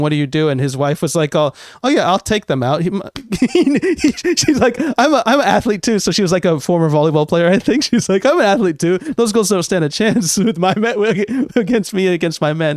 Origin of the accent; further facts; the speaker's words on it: United States; now in Japan; I'm American and, uh, and live in Japan